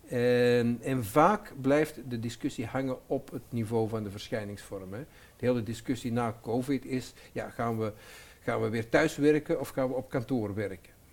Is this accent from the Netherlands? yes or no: no; Antwerp, Flanders, Belgium; ik ben Antwerpenaar, eh, maar mijn, mijn moeder was Nederlands en mijn vader was Antwerpenaar